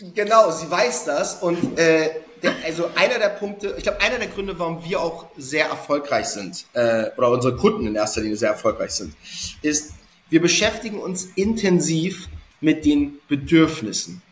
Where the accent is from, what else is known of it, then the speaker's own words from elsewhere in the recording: Hamburg, Germany; ich bin gebürtiger Hamburger